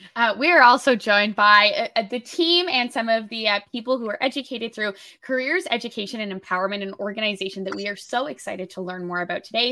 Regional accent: New Brunswick, Canada; now in Toronto, Canada; growing up in New Brunswick, I was off, you're offered about the same five jobs

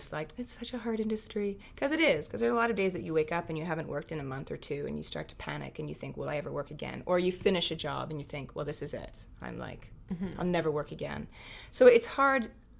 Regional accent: Calgary, Alberta, Canada; moved away; I'm from Calgary

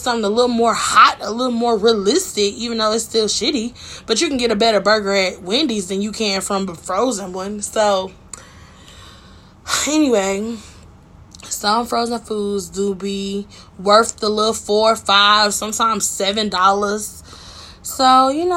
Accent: Michigan, United States; I'm from Michigan, just not Detroit

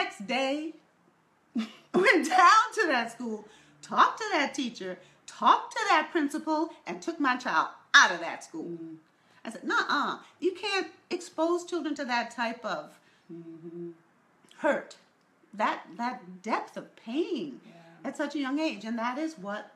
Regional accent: New York, United States; I was raised in New York

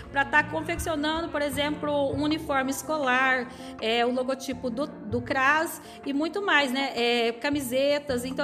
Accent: Santana do Itararé, São Paulo, Brazil; also born or lived in São José dos Campos; Sou natural de Santana do Itararé, morei 27 anos em São José dos Campos e dois anos e meio atuo aqui, estou morando na cidade

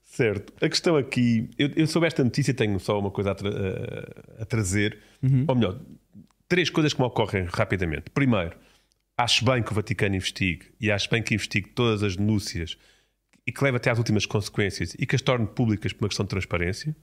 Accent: Portugal; enquanto português

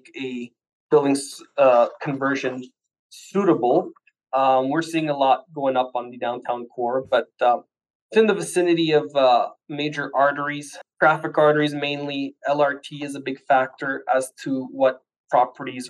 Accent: Ottawa, Ontario, Canada; also born or lived in Portugal; I was born in Portugal from a hard working immigrant family, landed in Canada when I was just shy of 3 years old. Done all my schooling in French, always stayed in the Ottawa area.

